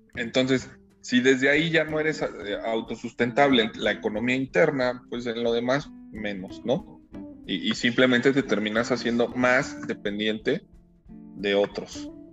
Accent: Mexico; nuestro país

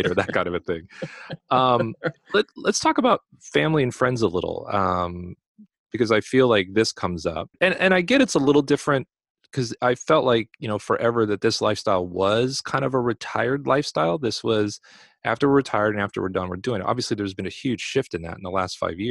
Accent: Los Angeles, California, United States; moved away; also born or lived in South Dakota; I'm from Los Angeles, California. So I'm from one of the earthquake capitals of the world

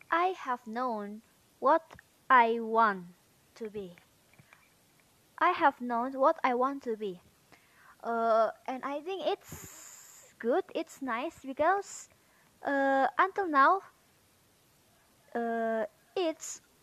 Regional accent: Medan, North Sumatra, Indonesia; English is a second language; Uh, I'm from Medan, and mm, the name of my city is Siramanik. I'm 18 years old.

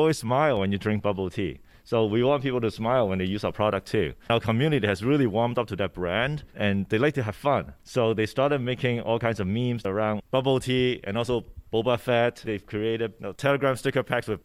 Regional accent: Hong Kong; English is a second language; moved away; also born or lived in Vancouver, Canada; I was born in Hong Kong and grew up partly there, partly in Vancouver, Canada

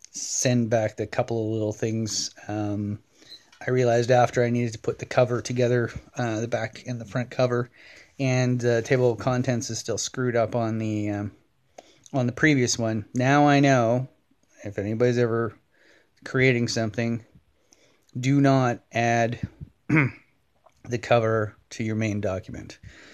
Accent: Scotland, United Kingdom; I'm kind of a once a year scotch drinker, even though I'm Scottish and I know there's lots of Scots that might be yelling blasphemous things at me.

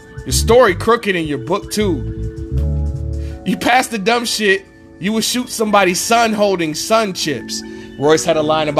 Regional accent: Detroit, Michigan, United States; I'm from Detroit

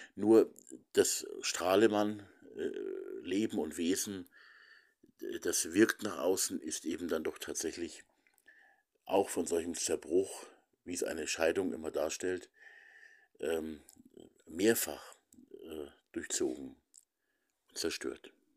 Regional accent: Lower Bavaria, Germany; bei uns in Niederbayern, eben im Nachbarlandkreis, im Landkreis Regen

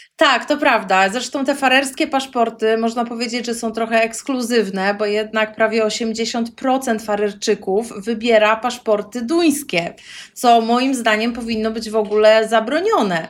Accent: Poland; moved away as an adult; also born or lived in Gdańsk, Poland (parents live there) / Montevideo, Uruguay; now in Faroe Islands; jestem z Polski

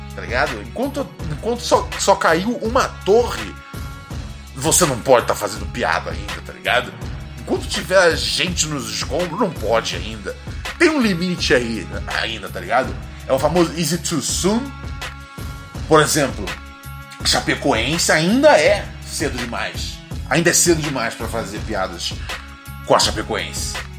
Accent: Rio de Janeiro, Brazil; Morro do Adeus ali no Complexo do Alemão

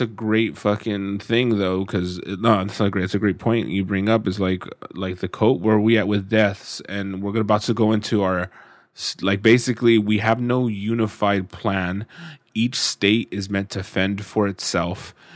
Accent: United States; being an American

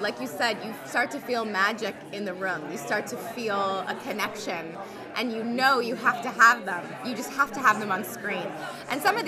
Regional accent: Los Angeles, California, United States; I'm from Los Angeles, and I've lived through many earthquakes

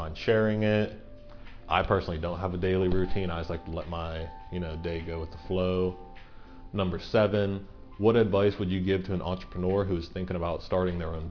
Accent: Central Pennsylvania, United States; I'm from Central Pennsylvania. I've grew up here. I've lived here my entire life, pretty much.

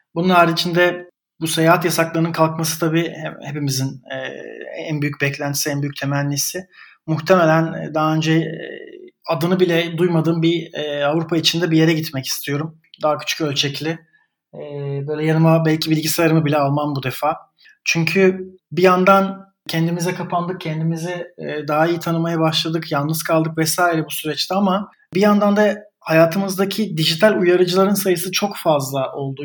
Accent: Istanbul, Turkey; born or raised there; moved away as an adult; also born or lived in Italy; now in Berlin, Germany

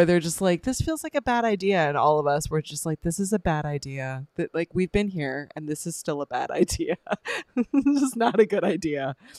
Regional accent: Canada; we're Canadian.

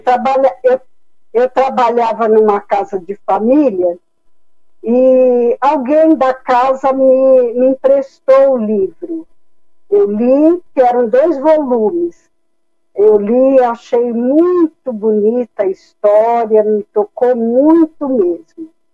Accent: São Paulo, Brazil; also born or lived in Sergipe; eu nasci em Sergipe e vim de Sergipe com uns três anos, mais ou menos. E com pouco tempo que nós chegamos aqui em São Paulo

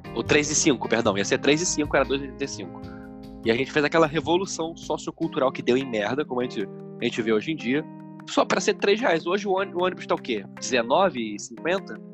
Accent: Niterói, Rio de Janeiro, Brazil; Nós nascemos em Niterói

